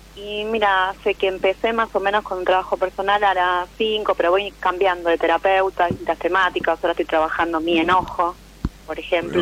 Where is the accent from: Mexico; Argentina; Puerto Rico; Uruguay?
Argentina; Buenos Aires; Soy de Capital